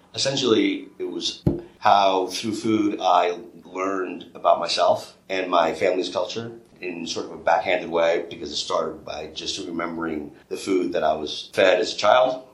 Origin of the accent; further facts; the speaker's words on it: New York, United States; growing up in New York and then having restaurants in New York City